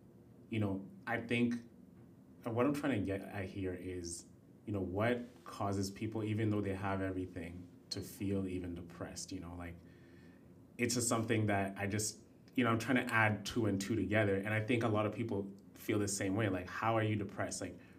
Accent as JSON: {"language": "English", "country": "Kenya", "said": "I come from Kenya. I've seen what the worst of the worst could be."}